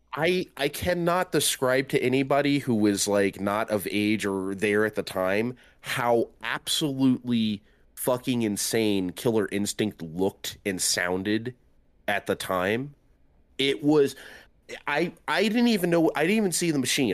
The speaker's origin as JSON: {"language": "English", "town": "San Diego", "region": "California", "country": "United States", "tie": "born or raised there", "said": "I grew up in San Diego"}